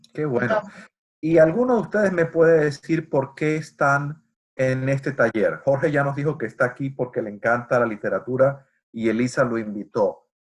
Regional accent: Venezuela; moved away; Yo nací crecí en Venezuela y nunca había estado en Estados Unidos

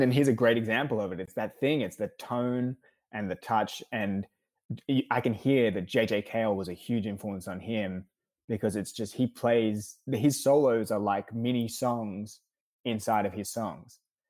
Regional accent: Australia; now in United States; I moved over from Australia to the States in 2014.

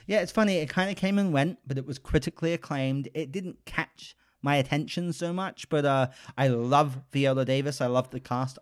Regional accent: United Kingdom; moved away; I'm British, so I grew up with Paddington

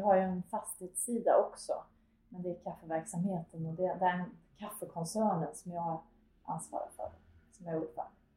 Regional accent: Karlstad, Värmland, Sweden; moved away as an adult; jag är född och uppvuxen i Karlstad

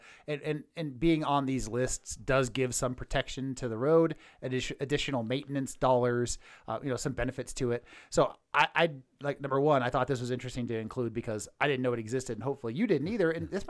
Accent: California, United States; moved away; I'm from California

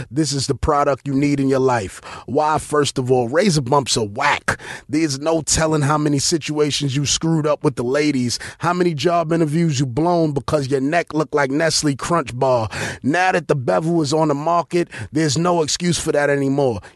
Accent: New York City, New York, United States; I grew up in East New York in the nineties

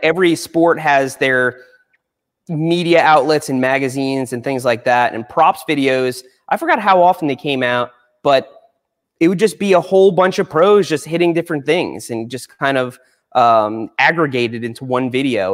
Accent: Long Island, New York, United States; I grew up on Long Island

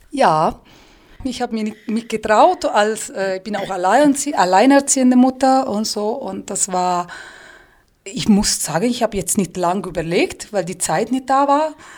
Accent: Tuscany, Italy; German is a second language; moved away as an adult; also born or lived in Pisa; now in Füssen, Germany; bei uns in der Toskana

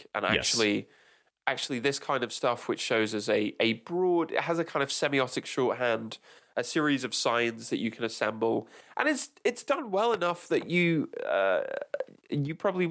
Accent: England, United Kingdom; as an English person, which for my sins, I am

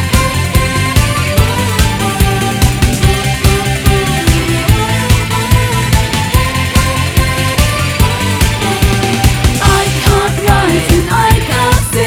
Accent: Salford, North West England, United Kingdom; my hometown in Salford

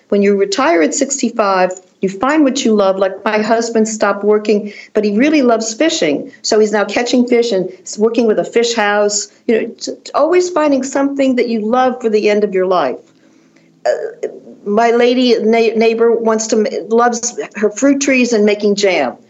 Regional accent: Washington, District of Columbia, United States; moved away as an adult; also born or lived in Chevy Chase, Maryland / Paris; I'm from Washington D.C.

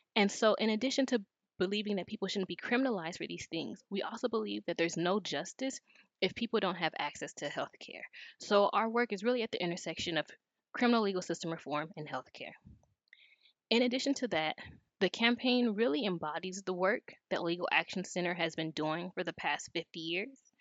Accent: Los Angeles, California, United States; moved away as an adult; now in North Carolina, United States; Growing up in South Los Angeles, many of the inequities in the city were highly visible.

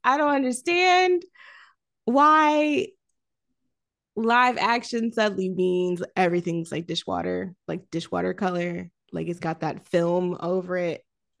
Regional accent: Florida, United States; of course, I grew up like in Florida, close to like, I mean, not close to Orlando, but like 2-ish hours away, 2.5 hours, 3 hours.

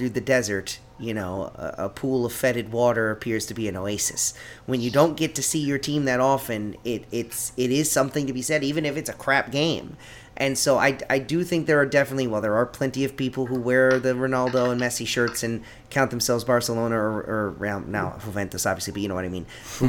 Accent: United States; we're all sitting here as American fans of European teams.

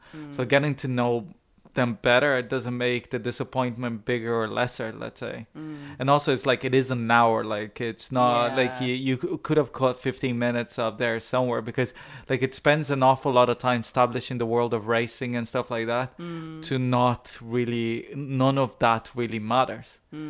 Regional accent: Ireland; perhaps because I'm Irish.

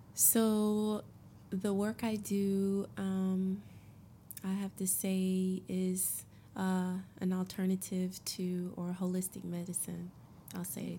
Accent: Augusta, United States; moved away as an adult; also born or lived in South Africa / West Africa / Caribbean / Harlem, New York; I'm from Augusta. Yep, I'm from Augusta and grew up all my life, born and raised

